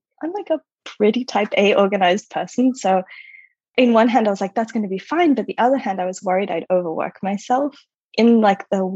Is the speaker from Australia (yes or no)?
yes; Australia; moved away as an adult; also born or lived in United States; I'm Australian originally. I lived for over a decade in the States